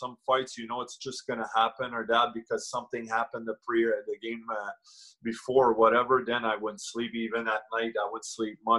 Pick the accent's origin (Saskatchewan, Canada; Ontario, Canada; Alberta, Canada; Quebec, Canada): Quebec, Canada; Montreal; I was a guy from Montreal